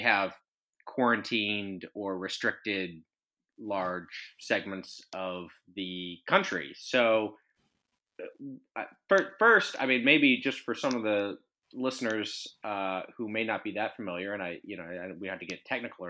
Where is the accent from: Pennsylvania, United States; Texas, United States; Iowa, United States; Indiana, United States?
Texas, United States; as a Texan